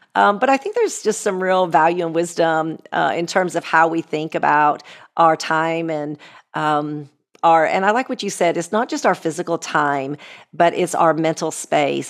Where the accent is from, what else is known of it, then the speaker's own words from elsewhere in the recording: United States; me as an American